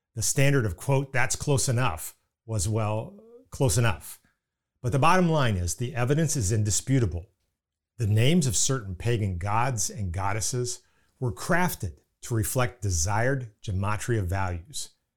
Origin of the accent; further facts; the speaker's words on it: Indiana, United States; accent: Indiana; pardon my Indiana accent